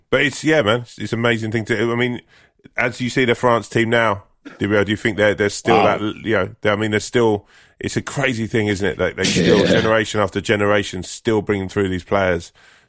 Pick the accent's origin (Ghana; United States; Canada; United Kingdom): United Kingdom; England